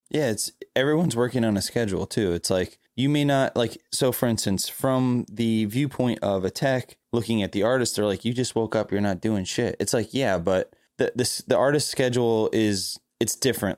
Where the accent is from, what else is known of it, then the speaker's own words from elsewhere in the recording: Florida, United States; I'm from Florida